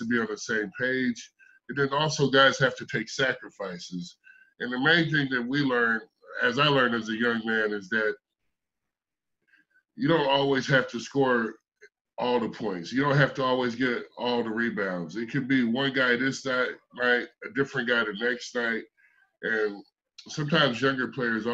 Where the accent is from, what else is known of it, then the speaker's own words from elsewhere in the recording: right outside of Chicago, Indiana, United States; I'm from outside of Chicago. I was born in Indiana, right outside of Chicago.